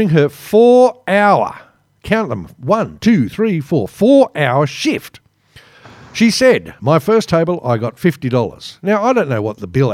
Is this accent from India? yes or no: no; Australia; as an Australian